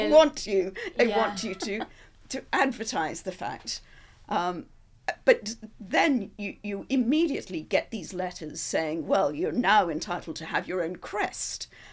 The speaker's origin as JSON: {"language": "English", "country": "Australia", "moved": "yes", "lives_now": "United Kingdom", "said": "being an Australian, that perhaps they'd found out and they were sending me home"}